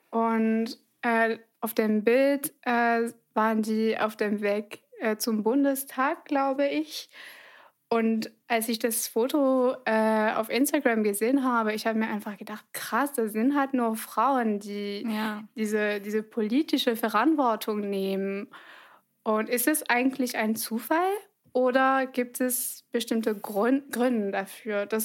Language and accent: German; France; German is a second language; als Französin